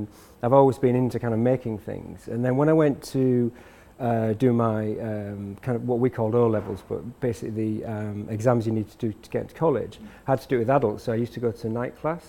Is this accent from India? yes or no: no; York, Yorkshire and the Humber, United Kingdom; moved away as an adult; now in London, United Kingdom; I moved to London when I was 24, and so I was born in York in the north of England